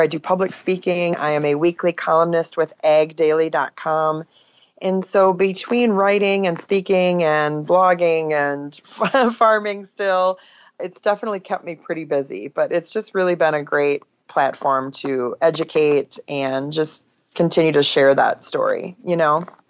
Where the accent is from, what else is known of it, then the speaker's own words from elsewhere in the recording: Oshkosh, Wisconsin, United States; now in Northeast Iowa, United States; so I grew up in Wisconsin. Oshkosh, Wisconsin is my hometown